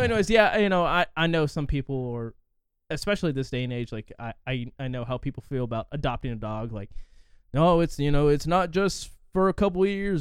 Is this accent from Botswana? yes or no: no; forty miles west of Indianapolis, United States; I'm, like, forty miles west of it